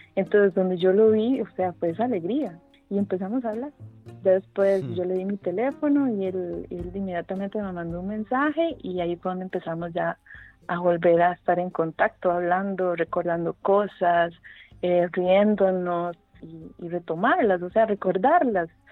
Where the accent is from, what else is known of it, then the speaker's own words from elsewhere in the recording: San Carlos, Alajuela, Costa Rica; yo nací y crecí bueno, en San Carlos